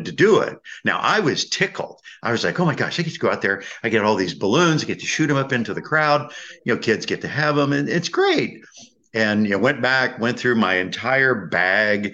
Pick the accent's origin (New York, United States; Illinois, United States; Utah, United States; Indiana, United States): Indiana, United States; I'm being from Indiana